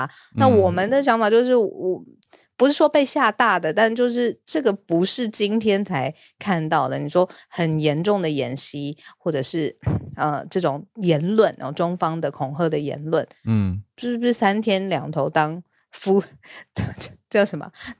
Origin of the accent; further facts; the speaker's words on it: Taiwan; 我们是台湾人